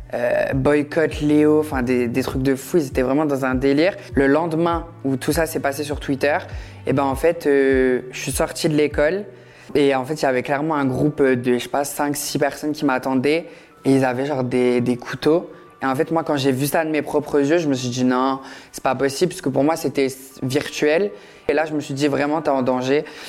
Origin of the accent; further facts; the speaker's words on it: Metz, Grand Est, France; je viens de Metz